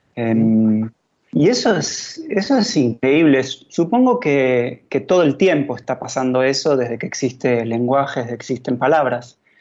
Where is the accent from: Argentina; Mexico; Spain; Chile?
Argentina